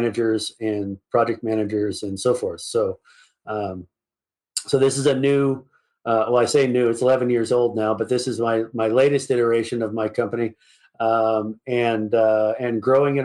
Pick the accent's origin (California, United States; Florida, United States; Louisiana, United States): California, United States; Napa Valley; moved away as an adult; I was born and raised in the Napa Valley.